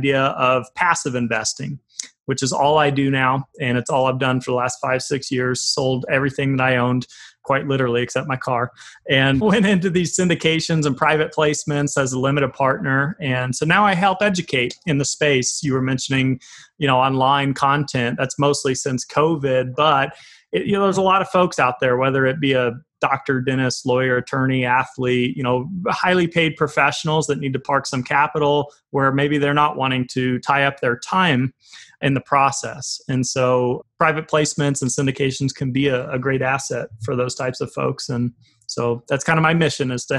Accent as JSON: {"language": "English", "town": "Fort Collins", "region": "Colorado", "country": "United States", "tie": "born or raised there", "also_born_or_lived": "Tulsa, Oklahoma", "said": "It started out in Colorado, a town called Fort Collins, about an hour north outside Denver. That's pretty much where I grew up."}